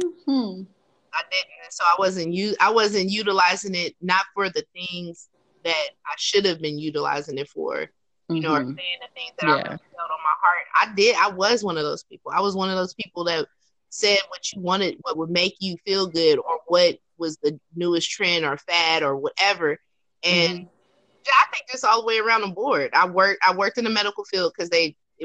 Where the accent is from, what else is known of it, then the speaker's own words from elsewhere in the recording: California, United States; I'm from California